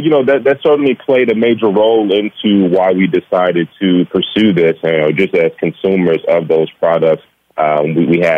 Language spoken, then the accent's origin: English; Gary, Indiana, United States; moved away as an adult; also born or lived in Iowa; we are uh, born and raised in Gary, Indiana. Uh, we actually grew up uh, a rock's throw from each other uh, on the same block.